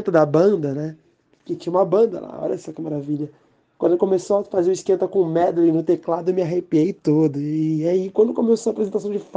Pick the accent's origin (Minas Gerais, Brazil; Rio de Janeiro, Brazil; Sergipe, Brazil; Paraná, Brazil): Rio de Janeiro, Brazil; sou carioca, residente do Rio de Janeiro